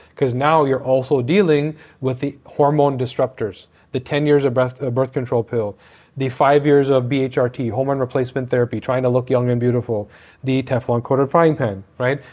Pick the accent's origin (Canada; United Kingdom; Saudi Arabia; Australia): Canada; I'm Canadian